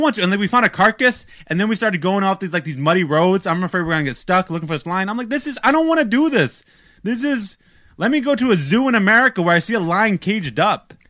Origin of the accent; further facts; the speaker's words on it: United States; I'm American